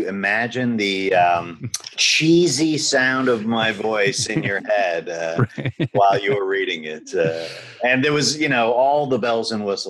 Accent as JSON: {"language": "English", "town": "Miami", "region": "Florida", "country": "United States", "moved": "as an adult", "lives_now": "Los Angeles, United States", "said": "I'm from Miami originally. Okay. And I started my practice in 1995 in Miami. Then moved out here and opened the office in 2000."}